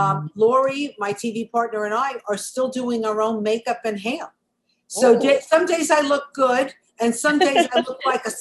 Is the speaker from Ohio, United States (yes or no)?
no; New York City, New York, United States; We're both from Brooklyn.